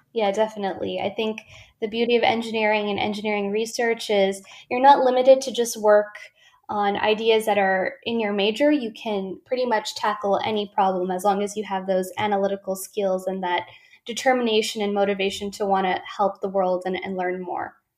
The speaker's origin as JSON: {"language": "English", "town": "Ventura", "region": "California", "country": "United States", "tie": "born or raised there", "said": "my hometown of Ventura, California."}